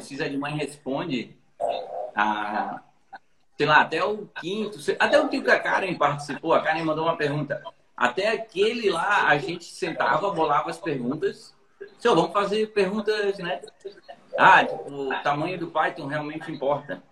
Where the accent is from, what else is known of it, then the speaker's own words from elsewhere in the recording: Santa Catarina, Brazil; somos todos de Santa Catarina. Todos daqui